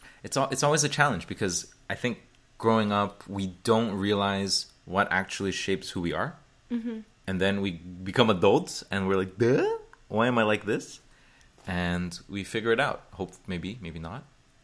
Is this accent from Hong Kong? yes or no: yes; Hong Kong; born there; also born or lived in Indonesia / Taiwan / Beijing, China; So people here probably know this already, but I was born in Hong Kong, and I've lived in, when I say live, I'm going to say like over a year, let's say. So then in that case, I would consider Indonesia, Taiwan, and Beijing primarily.